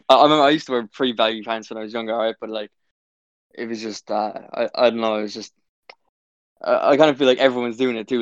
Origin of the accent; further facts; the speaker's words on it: Cork, Munster, Ireland; I'm from Cork